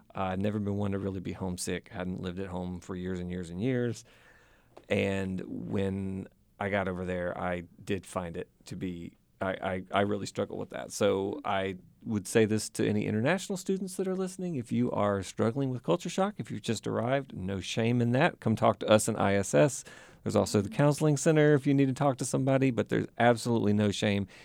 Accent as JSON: {"language": "English", "town": "Vicksburg", "region": "Mississippi", "country": "United States", "also_born_or_lived": "Jackson, Mississippi / Tanzania", "moved": "as an adult", "lives_now": "South Carolina, United States", "said": "I am originally from Mississippi"}